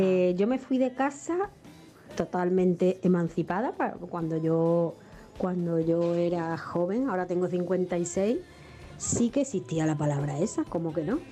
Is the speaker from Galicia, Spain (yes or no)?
no; Ceuta, Spain; moved away as an adult; also born or lived in Seville; Yo me fui con 23 años de Ceuta, que es de donde nací, mi tierra, a Sevilla